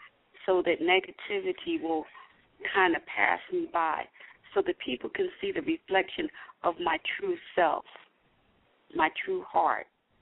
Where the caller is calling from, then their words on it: Philadelphia, Pennsylvania, United States; I'm calling from Philadelphia.